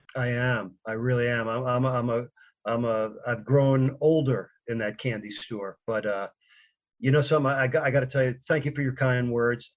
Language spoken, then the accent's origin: English; New York, United States; I grew up in New York listening to, you know, Merle Harmon call Jets games on radio